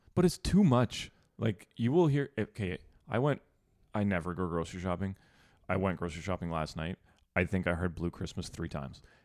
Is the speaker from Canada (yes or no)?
yes; Sudbury, Ontario, Canada; moved away; I'm from Sudbury, which is Northern Ontario.